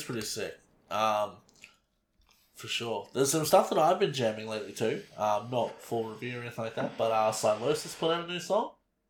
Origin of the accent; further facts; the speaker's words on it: Australia; I'm an Aussie